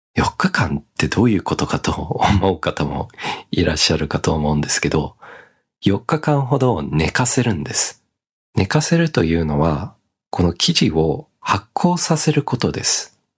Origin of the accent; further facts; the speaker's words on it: Australia; now in Japan; オーストラリア育ちの僕